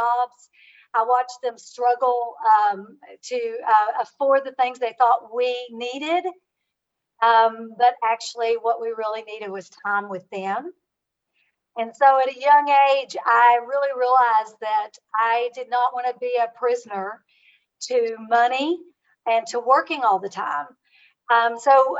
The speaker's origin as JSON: {"language": "English", "region": "rural Kentucky", "country": "United States", "tie": "born or raised there", "said": "I was raised in Kentucky"}